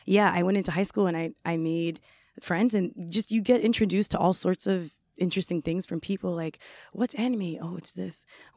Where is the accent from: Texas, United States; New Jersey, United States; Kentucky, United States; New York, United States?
New York, United States; White Plains; also born or lived in Bronx; So my family, we moved from the Bronx to White Plains. White Plains is in Westchester. It's more suburban. You know, it's a different vibe. So I went to high school upstate.